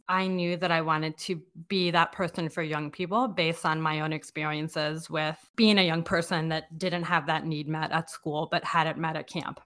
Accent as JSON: {"language": "English", "town": "Silver Spring", "region": "Maryland", "country": "United States", "tie": "born or raised there", "moved": "as an adult", "lives_now": "Saint Louis, United States", "said": "I was a lifer at a camp in my neighborhood"}